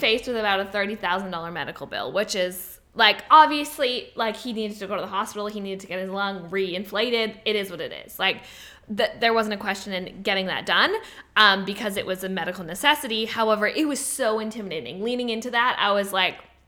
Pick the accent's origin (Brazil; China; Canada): Canada; I'm Canadian